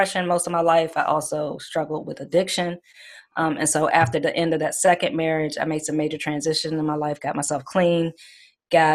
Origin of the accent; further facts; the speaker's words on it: Washington, District of Columbia, United States; I'm originally born from Washington, D.C. I'm a D.C. native. Mm-hmm. I was born and raised there.